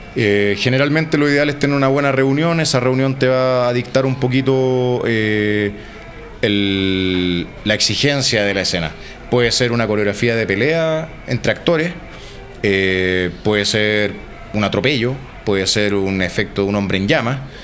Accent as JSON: {"language": "Spanish", "country": "Chile", "said": "de Chile"}